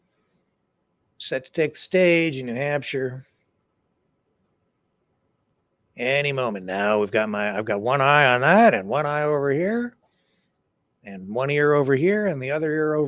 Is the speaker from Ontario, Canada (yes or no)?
yes; Chatham-Kent, Ontario, Canada; here in my hometown